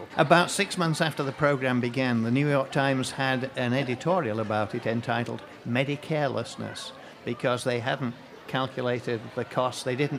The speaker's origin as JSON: {"language": "English", "region": "England", "country": "United Kingdom", "said": "I'm from England."}